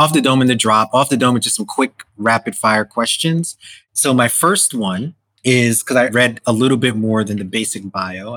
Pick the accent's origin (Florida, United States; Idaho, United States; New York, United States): New York, United States; as a New Yorker